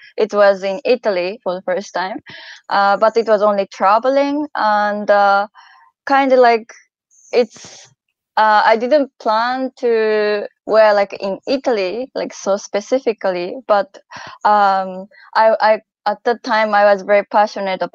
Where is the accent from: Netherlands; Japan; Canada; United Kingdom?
Japan; I'm from Japan